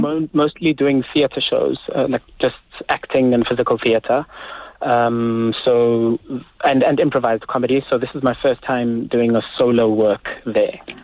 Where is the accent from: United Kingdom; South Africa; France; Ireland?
South Africa; I'm still South African